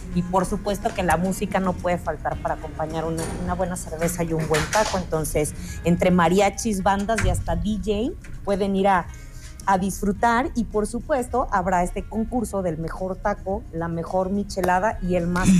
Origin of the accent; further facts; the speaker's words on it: Mexico; como buen mexicano